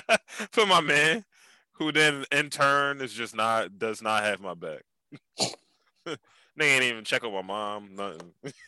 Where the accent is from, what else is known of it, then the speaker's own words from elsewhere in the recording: Philadelphia, Pennsylvania, United States; I told you I was born on North Philly.